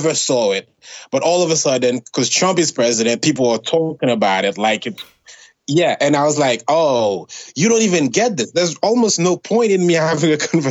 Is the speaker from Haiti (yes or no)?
yes; Haiti; now in United States; an immigrant, born and raised in Haiti